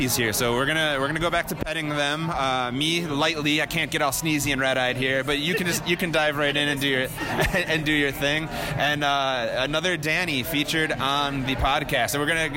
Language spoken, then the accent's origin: English; Chicago, Illinois, United States; born and raised in Chicago, like a lot of friends and family here